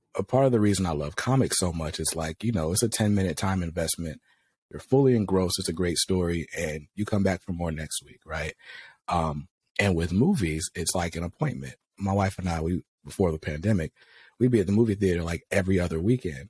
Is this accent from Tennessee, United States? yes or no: no; North Carolina, United States; I'm from North Carolina, but my grandparents lived in New York when I was growing up. So we go to New York for the summers